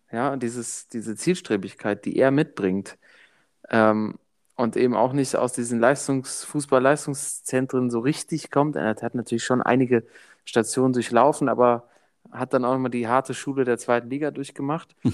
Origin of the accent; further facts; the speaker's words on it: Germany; Ich bin, bin Deutscher halt, weißt du so.